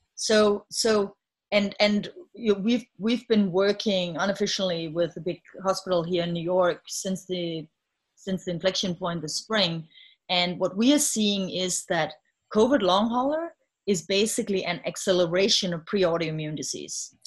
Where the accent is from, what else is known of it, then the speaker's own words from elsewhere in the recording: Denmark; moved away as an adult; now in United States; I'm from Denmark so um, having grown up in a country where there's a safety net